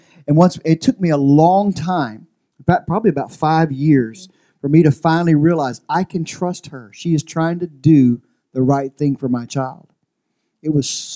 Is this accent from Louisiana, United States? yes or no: yes; Louisiana, United States; now in Central Valley, California, United States; I'm from Louisiana